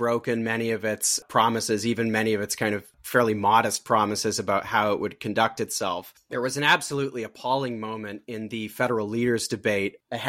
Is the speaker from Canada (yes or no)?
yes; Canada